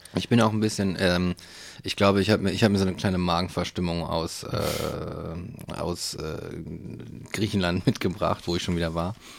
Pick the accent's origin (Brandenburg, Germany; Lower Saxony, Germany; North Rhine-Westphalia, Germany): Lower Saxony, Germany; Hanover; Ich komme aus Hannover